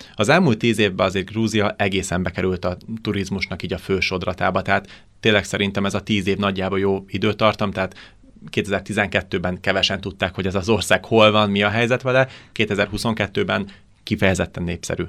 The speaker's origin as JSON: {"language": "Hungarian", "country": "Hungary"}